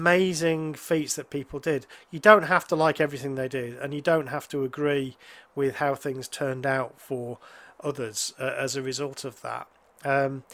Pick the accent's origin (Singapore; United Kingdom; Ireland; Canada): United Kingdom